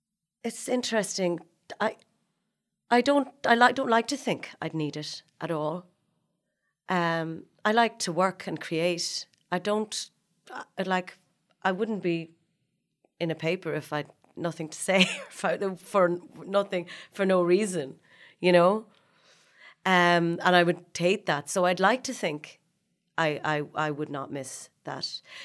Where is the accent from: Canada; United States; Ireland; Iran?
Ireland; Dundalk, Leinster; I was from Dundalk and had played Snow White in The Seven Dwarfs.